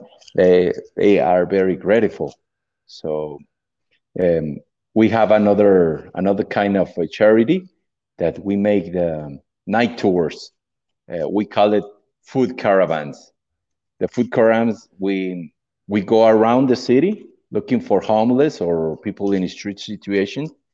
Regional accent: Mexico; English is a second language; I'm from Mexico

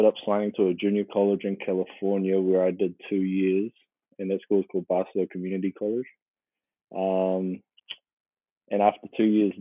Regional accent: Auckland, New Zealand; I was born and raised here in Auckland, New Zealand

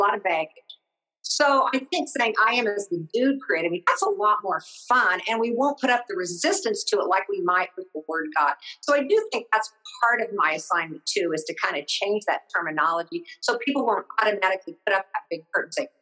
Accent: Midwest, United States; I'm from the Midwest

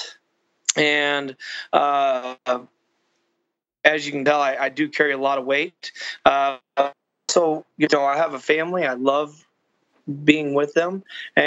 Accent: Texas, United States; I'm from Texas. I'm in Texas right now.

